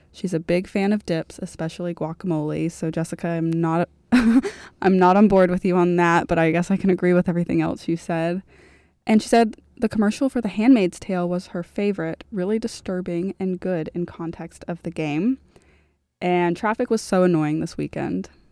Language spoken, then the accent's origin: English; Florida, United States; moved away as an adult; I'm from Florida